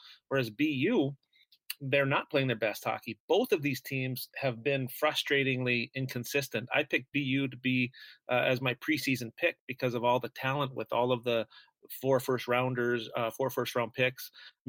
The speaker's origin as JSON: {"language": "English", "town": "Grand Forks", "region": "North Dakota", "country": "United States", "tie": "born or raised there", "moved": "yes", "lives_now": "Hawaii, United States", "said": "I grew up in Grand Forks."}